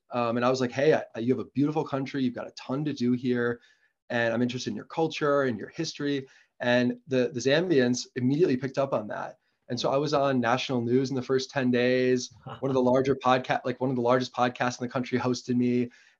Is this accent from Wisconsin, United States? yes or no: yes; Kohler, Wisconsin, United States; I grew up in Wisconsin